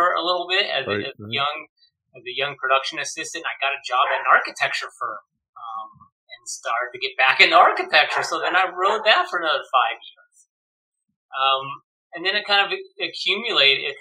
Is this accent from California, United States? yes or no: yes; Bay Area, outside San Francisco, California, United States; I grew up in the Bay Area, right outside San Francisco and San Jose.